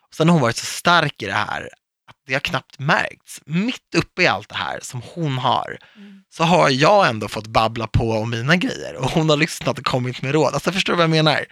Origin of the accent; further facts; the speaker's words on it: Viksjö, Stockholm County, Sweden; vi var liksom de enda invandrarna i Viksjö